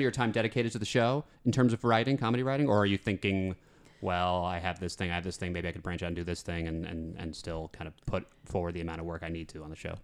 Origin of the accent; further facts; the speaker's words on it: Metuchen, New Jersey, United States; I'm from, yeah, Metuchen, which is in central Jersey.